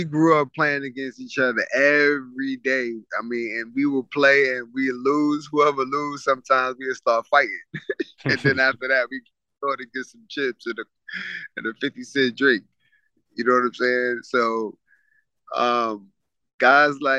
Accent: New York City, New York, United States; growing up in Coney Island

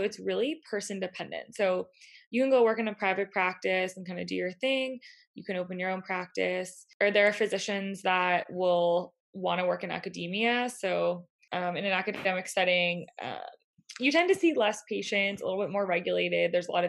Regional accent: Northeast, United States; And since I am from the Northeast, we figured that it was a little bit closer to home.

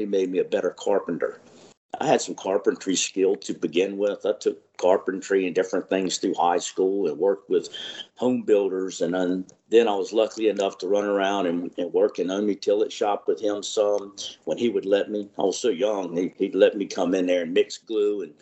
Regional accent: Dare County, North Carolina, United States; I grew up around the Dare County area here

